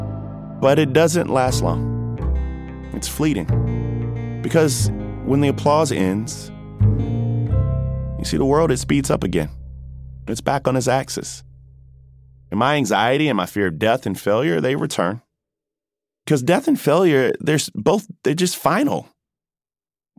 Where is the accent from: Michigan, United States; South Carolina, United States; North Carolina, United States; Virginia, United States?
South Carolina, United States; Denmark; Voorhees College. That's a small, historically black college in my hometown.